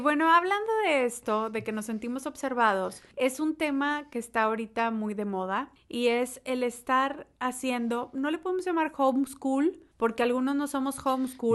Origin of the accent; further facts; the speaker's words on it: Monterrey, Nuevo León, Mexico; moved away; Yo como regia coda